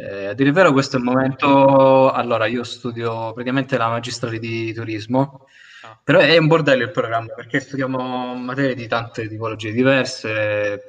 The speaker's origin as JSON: {"language": "Italian", "town": "Milazzo", "region": "Sicily", "country": "Italy", "said": "io sono di Milazzo"}